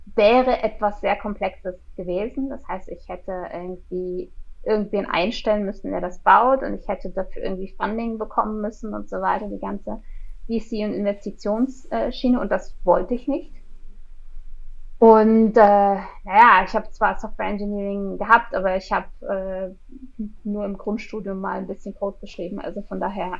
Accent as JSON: {"language": "German", "region": "Berlin", "country": "Germany", "moved": "as an adult", "lives_now": "Switzerland", "said": "ich bin in der Schweiz, ich bin ursprünglich Berlinerin"}